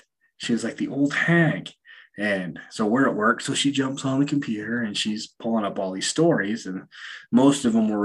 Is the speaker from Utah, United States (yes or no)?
yes; Utah, United States; I grew up in Utah. I grew up in a fairly religious town